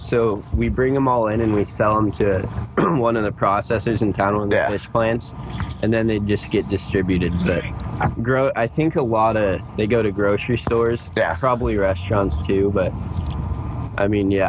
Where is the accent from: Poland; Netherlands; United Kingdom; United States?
United States; Sitka, Alaska; I'm from Sitka, Alaska.